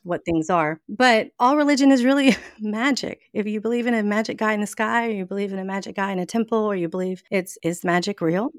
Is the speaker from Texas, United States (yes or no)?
yes; Mesquite, Texas, United States; accent: Southern; moved away as an adult; now in New Orleans, United States; I was born, I was born in Texas, um, a little city right outside of, of Dallas, Texas called Mesquite. I lived there my entire life